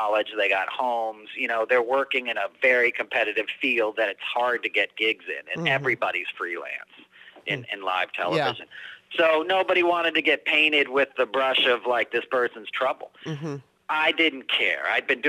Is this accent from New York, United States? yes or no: yes; New York, United States; I grew up in New York